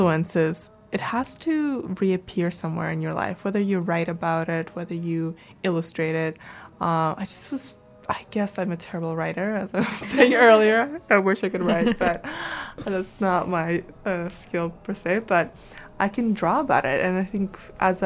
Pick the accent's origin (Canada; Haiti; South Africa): Canada; also born or lived in Kazakhstan / Vancouver; being in Canada and having that Canadian, you know, being raised in Canada